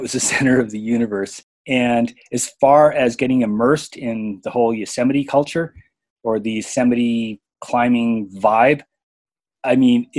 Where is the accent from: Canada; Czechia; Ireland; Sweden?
Canada; now in Bishop, United States; I live in Bishop, California, and I grew up in Canada.